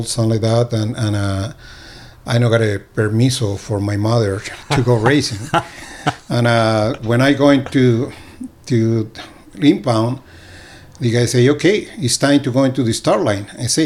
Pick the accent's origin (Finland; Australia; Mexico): Mexico; Ensenada, Baja California; born or raised there; English is a second language